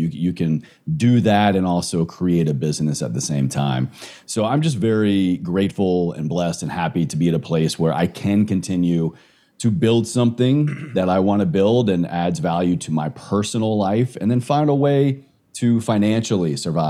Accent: Roanoke, Virginia, United States; Very small town, Southwest Virginia, almost to the Virginia-North Carolina border.

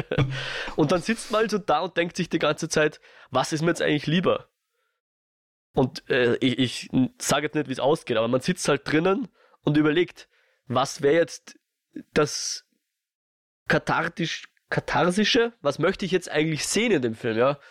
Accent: Austria; ich als Österreicher

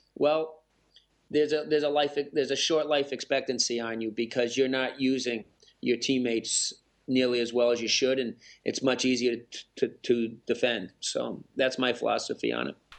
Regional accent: Massachusetts, United States; now in Michigan, United States; I grew up in Massachusetts, now living in Michigan.

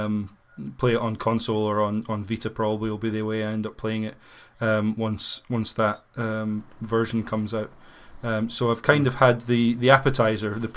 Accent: United Kingdom; growing up in Britain

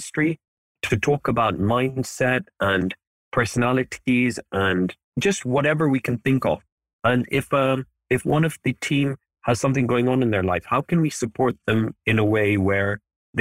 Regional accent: Kenya; moved away as an adult; now in Cardiff, United Kingdom; I grew up in East Africa in Kenya

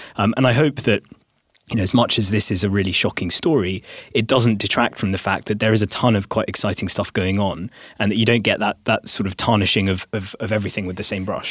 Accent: India; I'm speaking as an Indian

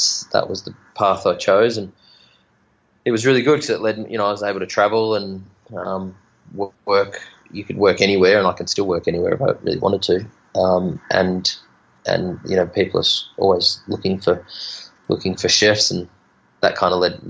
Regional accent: Bendigo, Victoria, Australia; now in Margaret River, Australia; I grew up in Bendigo

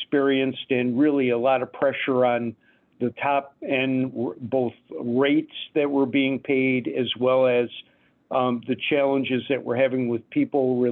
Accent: Detroit, Michigan, United States; moved away; also born or lived in Phoenix, Arizona; I grew up in Detroit

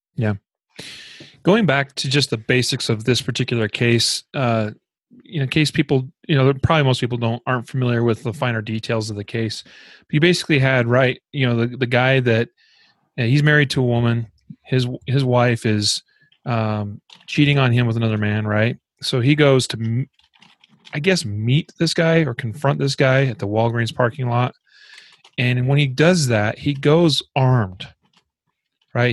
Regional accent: Idaho, United States; my home state of Idaho

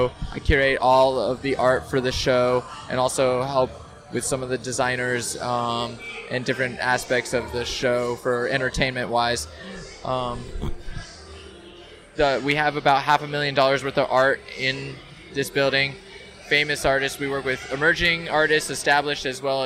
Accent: Idaho, United States; moved away; also born or lived in California; growing up there in Idaho. And so growing up there, and although I was born in California

